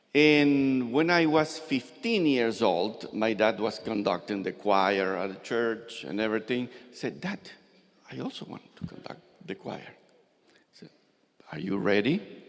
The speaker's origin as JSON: {"language": "English", "country": "Argentina", "tie": "born there", "said": "Well, although my parents were Russian and Ukrainian, I was born in Argentina."}